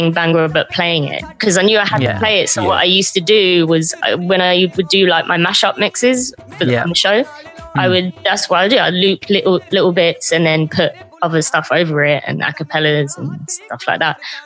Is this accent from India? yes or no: no; Croydon, London, United Kingdom; I'm from Croydon. I grew up in South London.